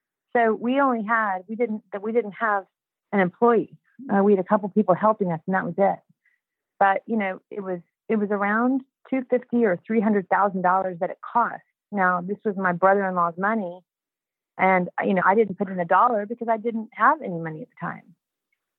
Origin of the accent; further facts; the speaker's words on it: Houston, Texas, United States; I was a housewife from Houston, Texas